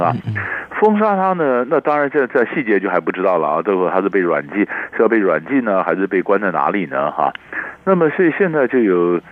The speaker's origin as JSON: {"language": "Chinese", "country": "Taiwan", "said": "那我们是台湾人"}